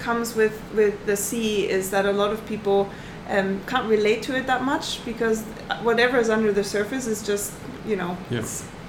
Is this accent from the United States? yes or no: no; Southern Germany, Germany; born there; Actually, I come from a landlocked place. So I was born in Germany.